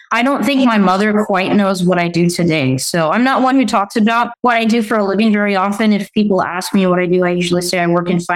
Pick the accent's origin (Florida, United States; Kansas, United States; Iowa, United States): Kansas, United States; Hays; moved away; also born or lived in Japan / Utah / Kyoto; I grew up in Western Kansas, a town called Hayes, Kansas